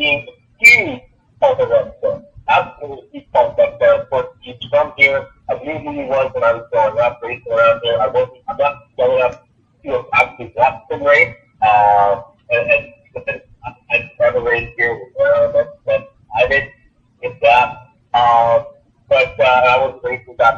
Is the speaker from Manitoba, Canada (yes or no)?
yes; Winnipeg, Manitoba, Canada; I'm from Canada. have in the middle of Canada